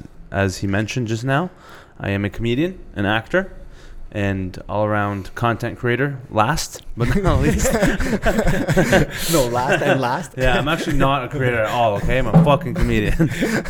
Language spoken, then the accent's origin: English; Toronto, Ontario, Canada; also born or lived in Markham, Ontario; I'm turning 26, and I'm from Markham, Ontario. Born and raised in Scarborough, though.